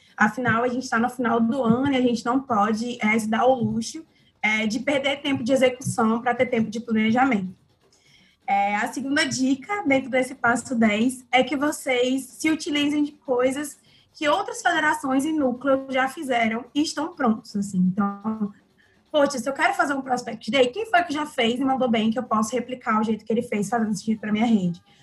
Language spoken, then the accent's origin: Portuguese; Ceará, Brazil; nós, enquanto cearenses